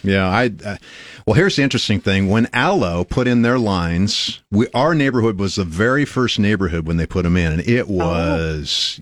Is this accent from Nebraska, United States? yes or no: yes; Nebraska, United States; We're from Nebraska.